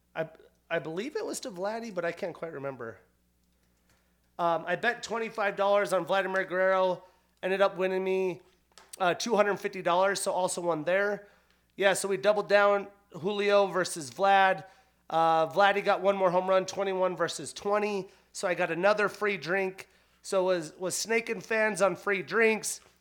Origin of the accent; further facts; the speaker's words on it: Pinedale, Wyoming, United States; moved away; also born or lived in Seattle, Washington; Growing up in Pinedale, Wyoming, a town of fourteen hundred in the middle of nowhere